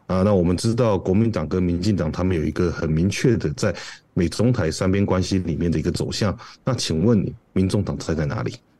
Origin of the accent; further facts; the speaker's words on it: Taiwan; moved away as an adult; now in United States; 我因为我台湾人嘛